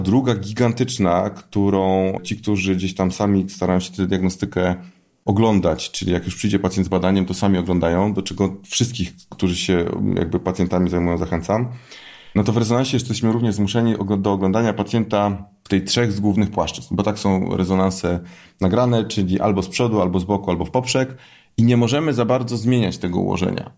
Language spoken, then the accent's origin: Polish; Poznań, Greater Poland, Poland; jestem z Poznania